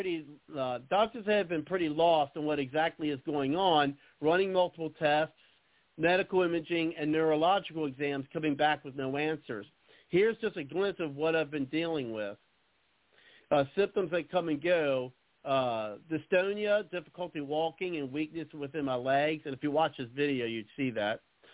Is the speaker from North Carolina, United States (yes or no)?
yes; North Carolina, United States; also born or lived in Las Vegas; I made the decision to get my vax before I left Las Vegas to move back to my home state of North Carolina